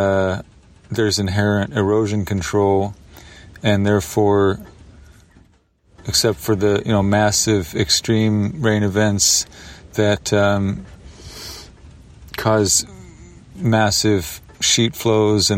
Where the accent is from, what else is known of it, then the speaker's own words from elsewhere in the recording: the Northwest, Pacific Northwest, United States; moved away; growing up in the Northwest